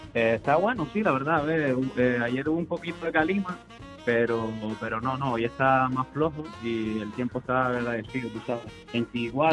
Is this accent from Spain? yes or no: yes; Canary Islands, Spain; en Canarias también somos famosos